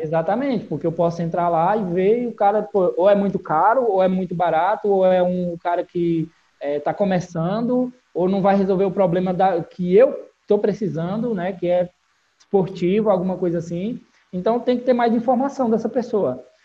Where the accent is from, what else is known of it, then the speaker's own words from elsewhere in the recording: Barbalha, Ceará, Brazil; eu venho de uma cidade do interior do, do Ceará chamada Barbalha, é a cidade que eu vivi a maior parte da minha vida.